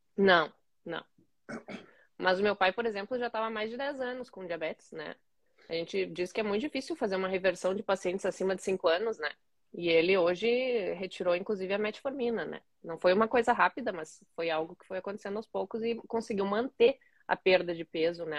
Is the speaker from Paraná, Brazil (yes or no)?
no; Caxias do Sul, Rio Grande do Sul, Brazil; me formei em 2012, em Caxias do Sul, a cidade onde eu nasci